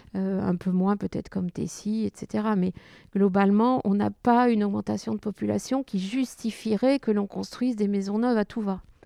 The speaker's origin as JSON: {"language": "French", "area": "Touraine", "region": "Centre-Val de Loire", "country": "France", "tie": "born or raised there", "moved": "yes", "lives_now": "Tessy-Bocage, France", "said": "je suis originaire de Touraine, dans un village qui était à peu près aussi grand que Tessy"}